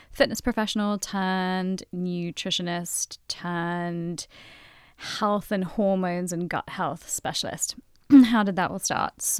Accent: London, United Kingdom; moved away as an adult; now in Boston, United States

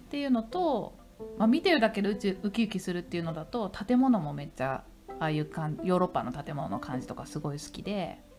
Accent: Tokyo, Japan; 私なんかやっぱり東京育ちなので

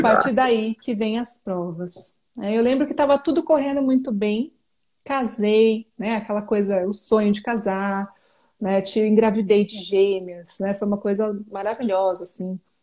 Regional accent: São Paulo, Brazil; now in Jundiaí, Brazil; Sou natural de São Paulo e moro atualmente na cidade de Jundiaí.

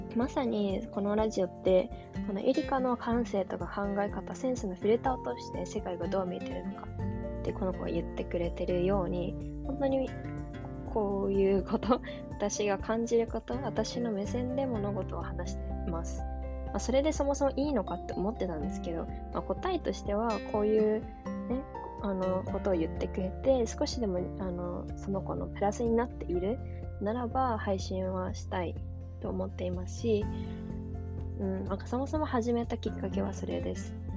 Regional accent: Tokyo, Japan; 私は東京に住んで、まあ、生まれ育ってきたので

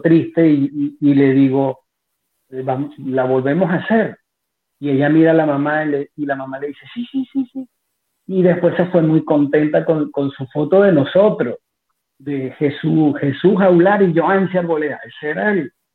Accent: Maracay, Aragua, Venezuela; moved away; los que somos de Venezuela y de Maracay específicamente

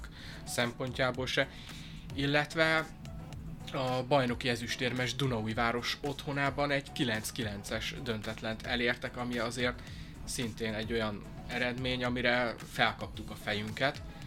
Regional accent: Szeged, Csongrád-Csanád, Hungary

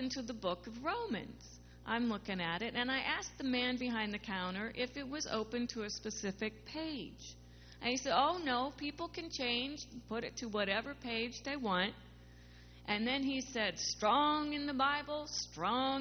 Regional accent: Midwest, United States; where I grew up in the Midwest, we kept God pretty much to ourselves

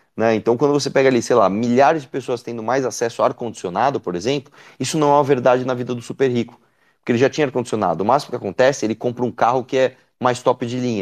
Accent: São Paulo, Brazil; eu moro em São Paulo, eu nasci em São Paulo. Né? Eu moro aqui desde que eu nasci

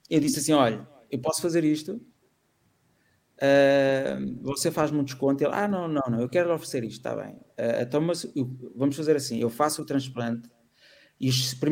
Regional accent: Almada, Setúbal, Portugal; Eu sou da Almada e tive uma namorada

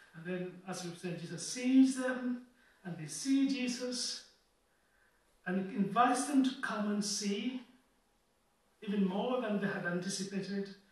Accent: Kenya; also born or lived in Ghana / Oxford; now in Liverpool, United Kingdom; I had to go home just over a year ago, home being Kenya

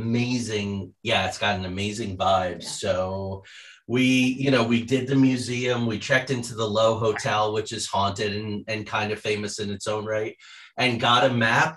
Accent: New Jersey, United States; also born or lived in Trumbull County, Ohio; now in Ohio, United States; I grew up in Jersey, like in the Pine Barrens with the Jersey Devil

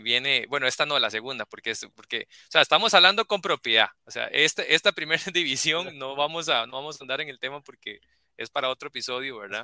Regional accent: Costa Rica; estabas aquí en Costa Rica, estabas en mi país

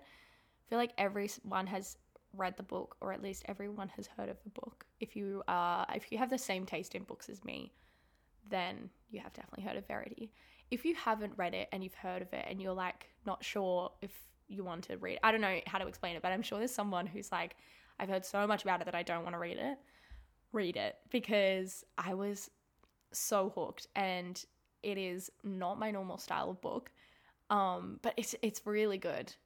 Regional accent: Sydney, New South Wales, Australia; also born or lived in Melbourne; I moved away from Melbourne. I moved back home to Sydney.

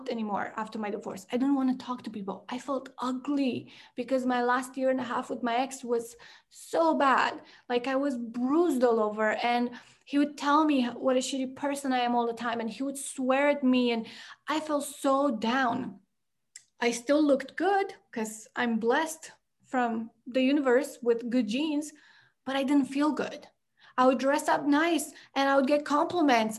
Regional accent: Romania; moved away as an adult; also born or lived in Canada; I grew up in Romania and we lived in the village for a lot of my life till third grade

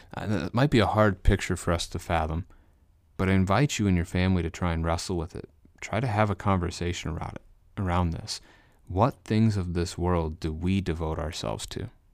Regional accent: Missouri, United States; I live in the state of Missouri, uh, so you could call me a Missourian if you wanted to. I was born in Missouri as well, so it fits.

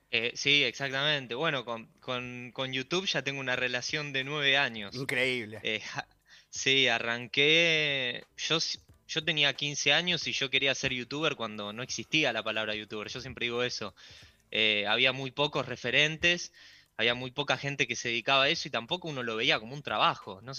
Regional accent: Buenos Aires, Argentina; Y yo estoy en Villa Urquiza, soy de acá de Capital, así que estoy pasando la cuarentena acá con mi viejo.

